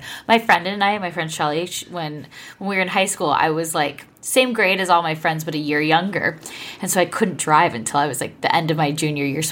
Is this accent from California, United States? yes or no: yes; Orange County, California, United States; I'm from Orange County